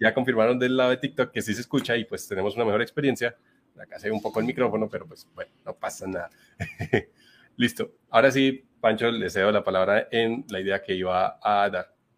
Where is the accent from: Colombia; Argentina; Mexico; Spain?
Colombia; Bucaramanga, Santander; soy de Bucaramanga, en Colombia